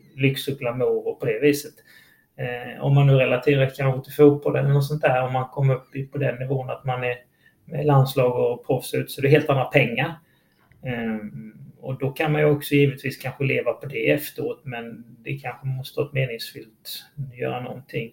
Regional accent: Halmstad, Halland County, Sweden; jag är också från Halmstad

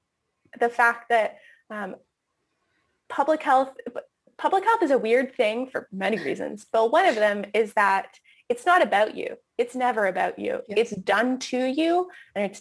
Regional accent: Canada; moved away as an adult; also born or lived in United States; as a Canadian who's lived in the States for a couple of years

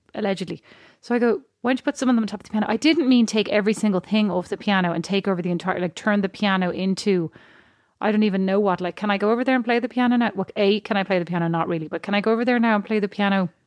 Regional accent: Ireland; I'm Irish.

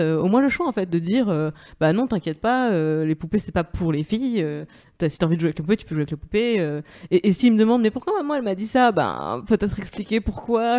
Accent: Moselle, Grand Est, France; je viens de Moselle, sur la frontière allemande

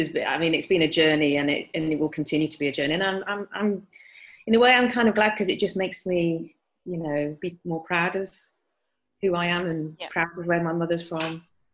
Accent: Bradford, Yorkshire and the Humber, United Kingdom; because I was in Bradford, I was brought up in Yorkshire, and very proud of being a Yorkshire person as well, and love Bradford

